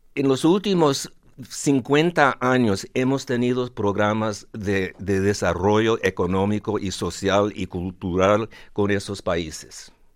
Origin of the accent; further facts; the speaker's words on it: Los Angeles, California, United States; Los Ángeles, California, donde yo nací